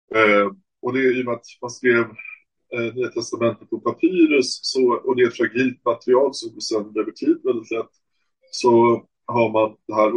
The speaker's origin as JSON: {"language": "Swedish", "town": "Stockholm", "region": "Stockholm County", "country": "Sweden", "said": "jag säger Hoppholm som stockholmare"}